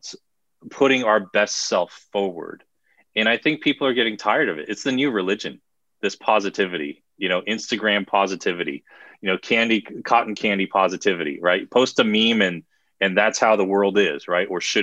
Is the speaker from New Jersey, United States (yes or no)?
yes; New Jersey, United States; I'm from Jersey